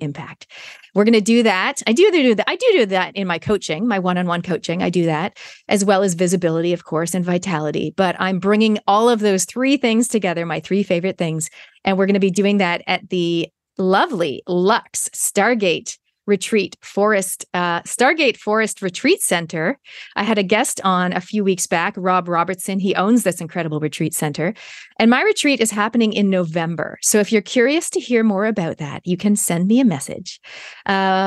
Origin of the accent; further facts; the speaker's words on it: Canada; moved away; I was born in Canada